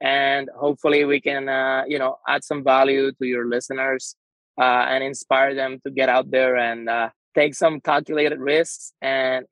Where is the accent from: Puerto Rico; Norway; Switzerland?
Puerto Rico; San Juan; I am from San Juan, Puerto Rico